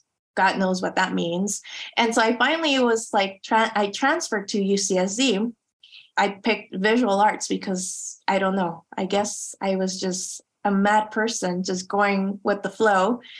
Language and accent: English; Chula Vista, California, United States; those little objects that reminded me of growing up in Chula Vista, or like what I like to call it, Chula Juana.